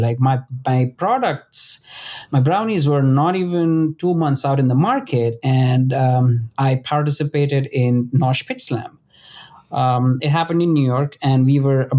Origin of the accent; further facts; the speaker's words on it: Western India, India; moved away; I come from India, and the western part of India, especially the city that I grew up in, has the world's biggest Ayurvedic university.